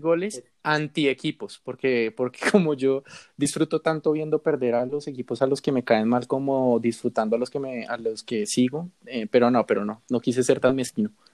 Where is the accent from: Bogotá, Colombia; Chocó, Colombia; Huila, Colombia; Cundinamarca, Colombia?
Bogotá, Colombia; yo soy de Bogotá